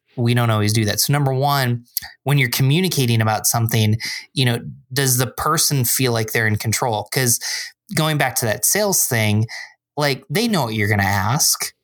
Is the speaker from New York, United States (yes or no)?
yes; Binghamton, New York, United States; moved away as an adult; also born or lived in Endicott, New York / Philadelphia, Pennsylvania; now in Rochester, United States; I grew up in Binghamton, which is about three hours south.